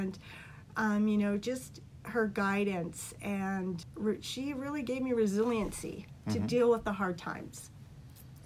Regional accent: Vancouver, British Columbia, Canada; I was born in Vancouver

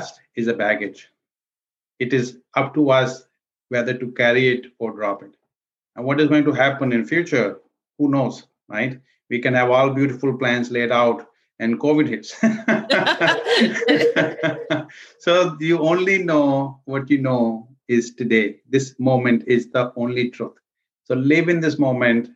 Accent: India; moved away as an adult; also born or lived in New York City; now in United States; I was born and raised in India. And I came here actually to New York City in 91 to pursue my MBA

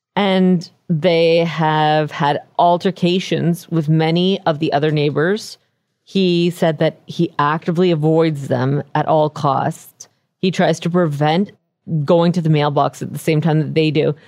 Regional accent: Canada; as a Canadian

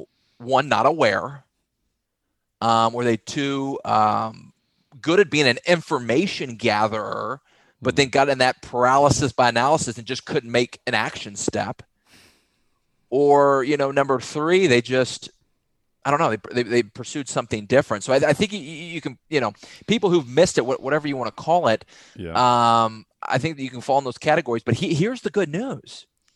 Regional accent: Texas, United States; growing up in Texas

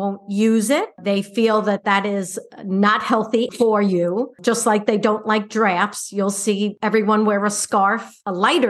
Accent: Long Island, New York, United States; also born or lived in Phoenix, Arizona; now in Lucca, Italy; growing up on Long Island in the suburbs, apartment living is something I never experienced.

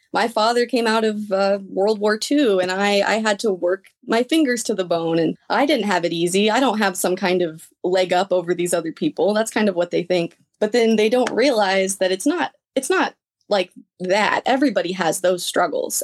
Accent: Lexington, Illinois, United States; also born or lived in Normal, Illinois; I was born in Normal at Broman, um, twenty years ago now, and I was raised in Lexington. I've been here my whole life

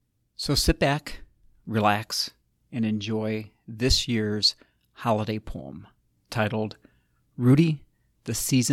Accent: South Bend, Indiana, United States; since I'm from South Bend, Indiana for 30 years

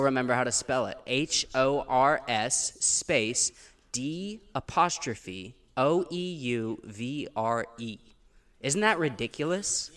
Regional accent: Pontiac, Missouri, United States; also born or lived in Gainesville, Missouri; now in Los Angeles, United States; I'm from a little town in southern Missouri called Pontiac, Missouri

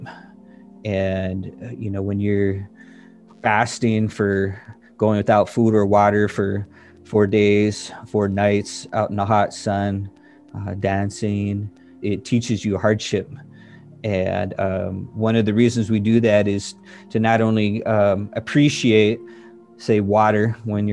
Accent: Standing Rock Sioux Reservation, North Dakota, United States; now in Seattle, United States; I'm Hunkpapa Lakota from Standing Rock, but live in Seattle

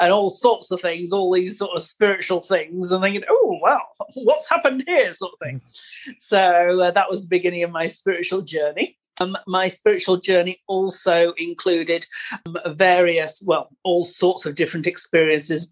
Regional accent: England, United Kingdom; moved away as an adult; now in Italy; I was born in England and I moved to Italy when I met my husband, and that was 30 years ago

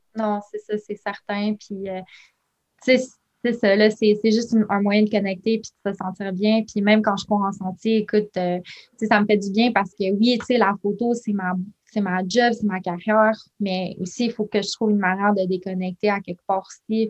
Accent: Ontario, Canada; also born or lived in Quebec; je suis née au Québec, mais j'ai grandi en Ontario, dans un petit village.

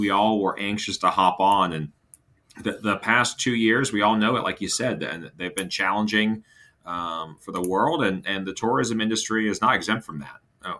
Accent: Hampton Roads, Virginia, United States; now in Orlando, United States; my hometown in Hampton Roads, Virginia

